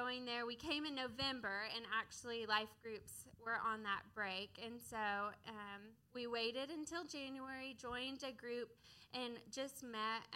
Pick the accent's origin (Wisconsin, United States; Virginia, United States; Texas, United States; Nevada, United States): Texas, United States; Dallas; moved away as an adult; now in Fayetteville, United States; I'm from the Dallas area